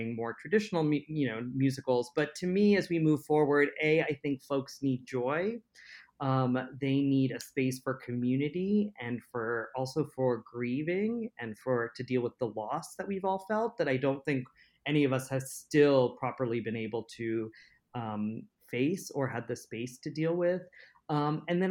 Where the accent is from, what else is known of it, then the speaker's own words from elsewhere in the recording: United States; I was viewed first as an American, and then next was as an Indian American